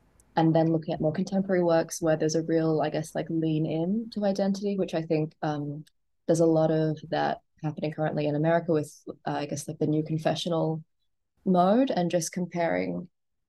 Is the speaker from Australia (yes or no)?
yes; Gold Coast, Queensland, Australia; because I grew up on the Gold Coast in like the 90s and early 2000s, my father's Punjabi, my mother's Chinese.